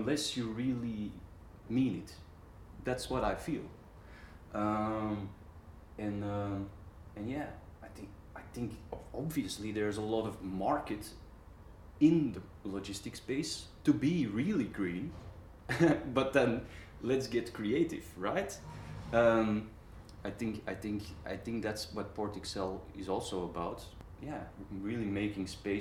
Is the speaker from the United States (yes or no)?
no; Antwerp, Flanders, Belgium; I'm from Antwerp.